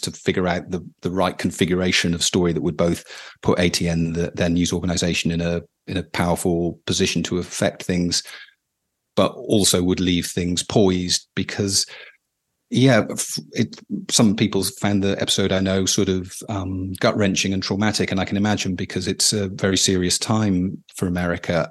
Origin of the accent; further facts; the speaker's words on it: United Kingdom; as a British person